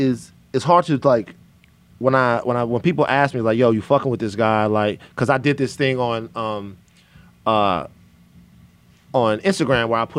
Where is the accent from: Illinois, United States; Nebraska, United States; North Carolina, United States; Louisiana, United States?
Louisiana, United States; I'm from Louisiana